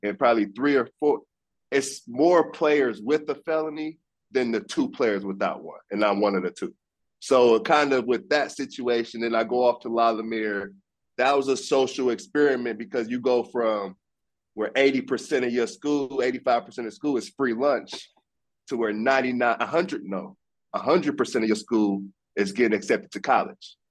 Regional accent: Fort Wayne, Indiana, United States; I grew up in Fort Wayne.

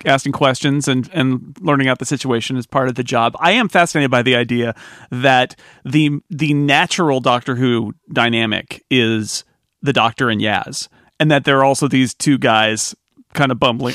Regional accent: United States; as an American

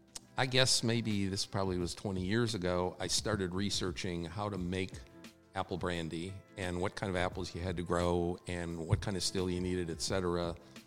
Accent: Wisconsin, United States; now in New York, United States; I grew up in Wisconsin

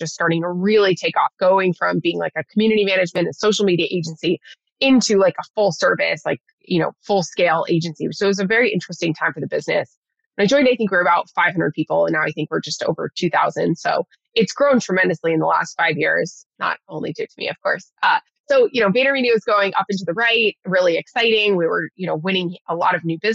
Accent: Nashville, Tennessee, United States; moved away as an adult; also born or lived in San Diego, California / San Francisco Bay Area, California; I'm originally from Nashville, Tennessee. So grew up in Music City. And I moved to California for university

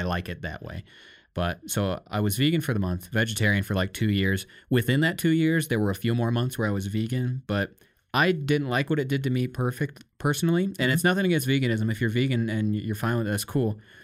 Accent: Iowa, United States; growing up in Iowa and America

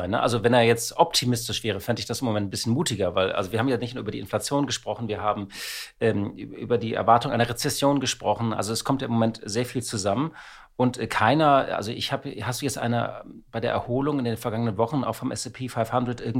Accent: Hamburg, Germany; Ja, es gibt Aufregung um äh, die Hala. Als Hamburger kenne ich das.

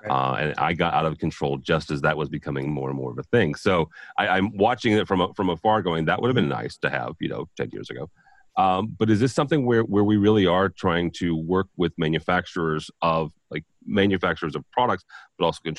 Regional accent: St. Louis, Missouri, United States; I'm from St. Louis, Joel, but I'm a Bears fan, so I don't care where they are.

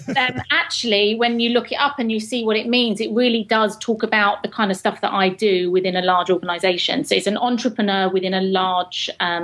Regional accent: England, United Kingdom; accent: proper English

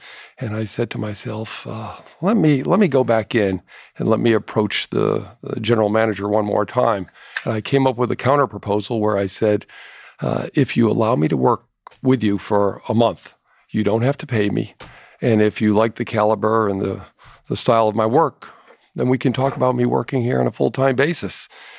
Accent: Hartford, Connecticut, United States; I grew up in the Hartford area and was recruited by insurance companies to...

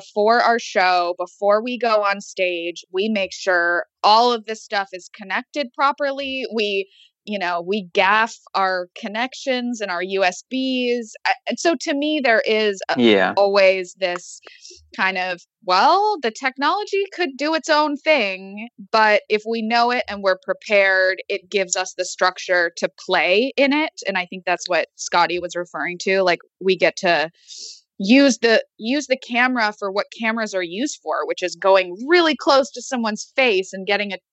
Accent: Los Angeles, California, United States; I grew up in Los Angeles

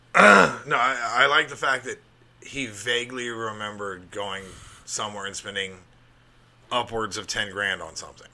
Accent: Alabama, United States; I grew up in Alabama

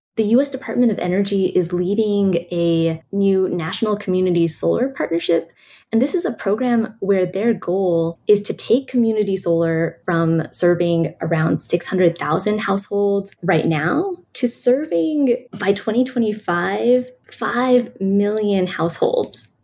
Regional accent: California, United States; I'm from California

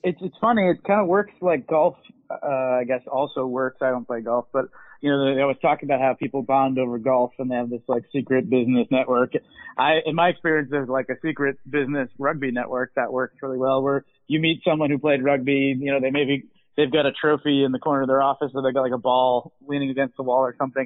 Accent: Weston, United States; growing up in Weston, as I mentioned, they had one of the best public schools in the state

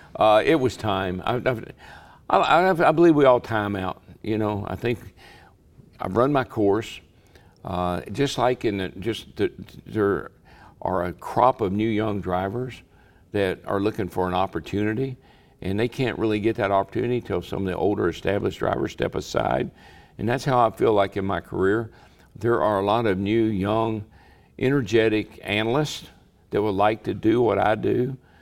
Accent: Owensboro, Kentucky, United States; when I was a kid growing up in Owensboro, Kentucky

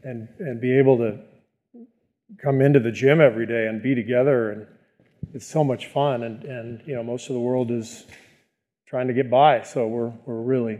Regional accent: Beirut, Beirut Governorate, Lebanon; born there; also born or lived in Cairo, Egypt / France / Tunisia; You know, I was born in Beirut, as you mentioned. I lived in Cairo, Egypt for about 3 years when my dad was a visiting professor at the American University there.

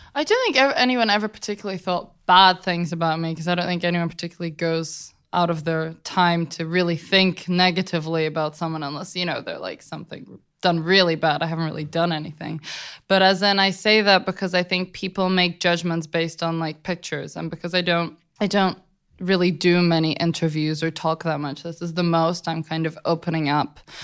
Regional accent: London, United Kingdom; I was raised in London by my mom and my grandma

